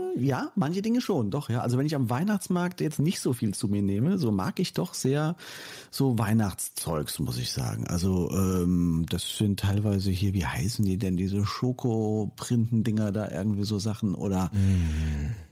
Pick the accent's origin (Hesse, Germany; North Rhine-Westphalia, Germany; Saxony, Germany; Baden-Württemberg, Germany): Hesse, Germany; towards Fulda, East; moved away; in meine alte Heimat geführt, ne? Nach, nach Osthessen Richtung Fulda